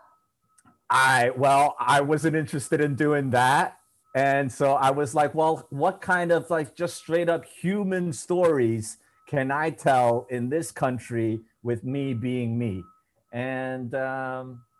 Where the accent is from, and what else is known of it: New York, United States; accent: New York